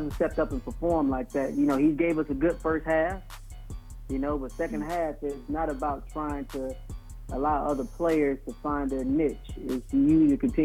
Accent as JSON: {"language": "English", "town": "Orlando", "region": "Florida", "country": "United States", "moved": "as an adult", "lives_now": "Fort Lauderdale, United States", "said": "I'm from Orlando, but living in Lauderdale. Been down in Lauderdale for, you know, the last 10 years."}